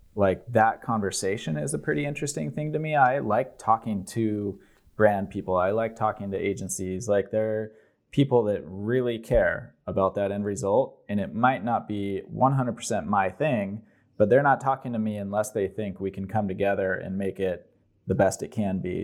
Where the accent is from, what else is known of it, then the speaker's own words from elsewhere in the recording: United States; being like an American kid from a fairly normal, not conservative, but middle of the road politics family